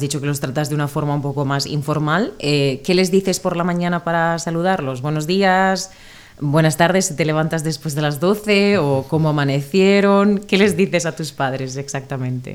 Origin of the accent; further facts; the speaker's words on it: Spain; de España